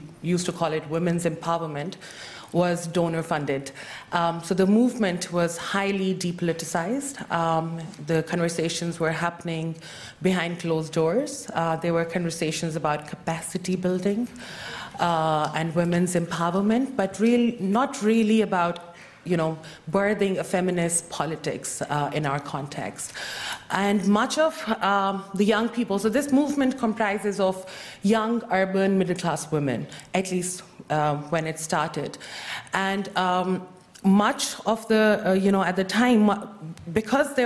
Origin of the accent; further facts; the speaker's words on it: Pakistan; I'm from Pakistan